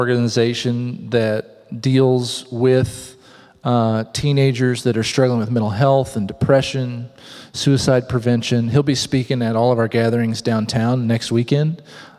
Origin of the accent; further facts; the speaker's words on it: southern Missouri, United States; moved away; I was 11 when a man named Rod Farthing moved to my hometown in southern Missouri